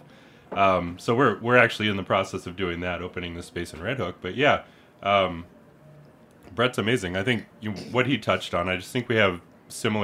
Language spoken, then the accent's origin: English; Detroit, Michigan, United States; also born or lived in Bed-Stuy, Brooklyn; now in Brooklyn, United States; I'm originally from Detroit